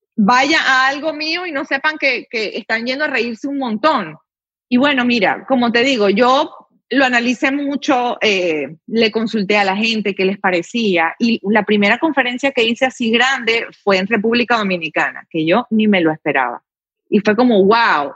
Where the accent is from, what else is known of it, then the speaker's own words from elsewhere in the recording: Venezuela; moved away as an adult; now in United States; en mi país, antes de que llegara todo esto, era un país en el que realmente no era, no era tan difícil surgir